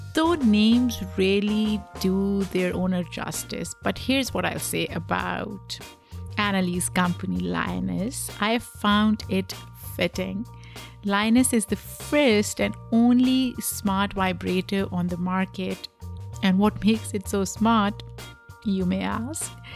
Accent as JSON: {"language": "English", "country": "Pakistan", "tie": "born or raised there", "said": "I grew up in Pakistan, South Asia"}